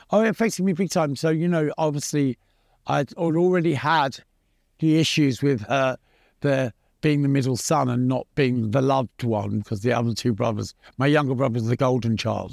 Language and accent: English; London, United Kingdom; also born or lived in Pimlico, London; I was born in Pimlico in London, and I grew up in Battersea, which was just over the bridge.